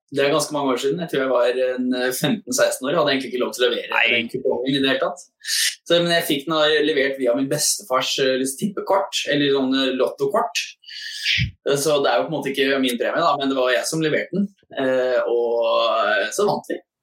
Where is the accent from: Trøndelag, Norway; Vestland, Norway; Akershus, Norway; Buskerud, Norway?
Akershus, Norway; Asker; i Asker, der jeg vokste opp